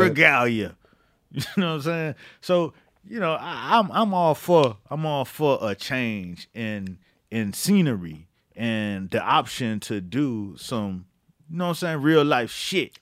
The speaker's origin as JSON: {"language": "English", "region": "Florida", "country": "United States", "moved": "yes", "said": "I'm from Florida."}